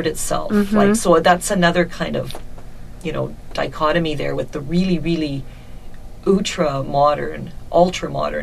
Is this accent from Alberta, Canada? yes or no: yes; Calgary, Alberta, Canada; also born or lived in Ottawa / Toronto; now in Vancouver, Canada; after moving here from Toronto, but via my hometown of Calgary and then via University in Ottawa